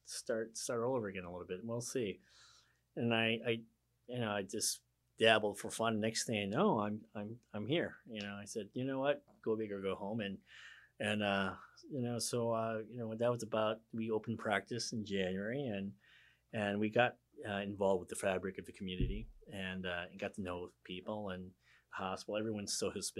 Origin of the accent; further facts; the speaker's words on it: Midwest, United States; also born or lived in West Coast; now in Hilton Head Island, United States; growing up in the Midwest